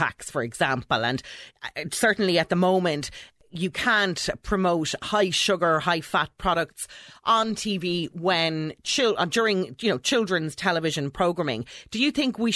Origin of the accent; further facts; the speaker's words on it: Dublin, Leinster, Ireland; I've born and bred in Dublin